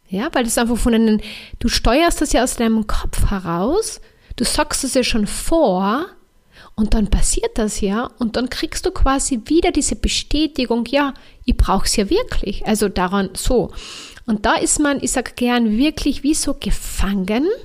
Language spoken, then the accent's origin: German; Carinthia, Austria; ich bin ja Kärntnerin oder Österreicherin.